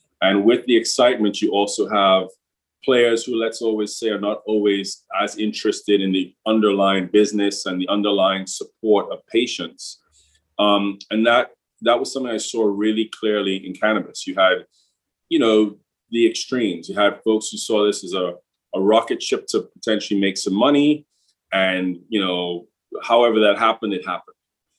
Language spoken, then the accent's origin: English; England, United Kingdom; also born or lived in Trinidad and Tobago; So I'm originally from Trinidad and Tobago, another island here in the Caribbean. Not as tourism friendly, but certainly, from an energy perspective and manufacturing perspective, Trinidad has always been very progressive in relative terms. From there, I grew up in England